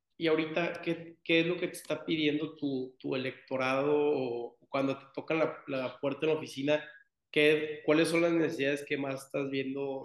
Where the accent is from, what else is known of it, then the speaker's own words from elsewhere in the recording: Tampico, Tamaulipas, Mexico; yo que soy de Tampico, eh, Tamaulipas